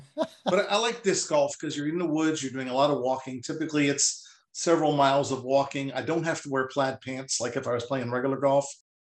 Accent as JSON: {"language": "English", "town": "Ringwood", "region": "New Jersey", "country": "United States", "tie": "born or raised there", "also_born_or_lived": "Hawthorne, New Jersey", "said": "Well, the first few years of my life, I was in Hawthorne, New Jersey. And mid-school year of fourth grade, we moved to Ringwood. And so grew up in Ringwood most of my formative years."}